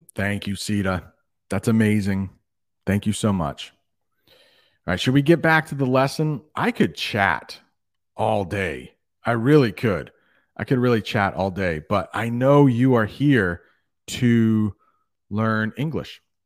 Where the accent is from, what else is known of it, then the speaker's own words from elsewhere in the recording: United States; I am from the United States